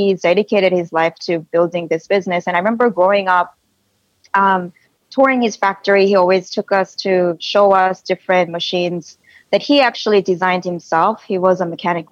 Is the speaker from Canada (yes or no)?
no; South Korea; now in Silicon Valley, United States; when I was little, growing up in Korea with my two sisters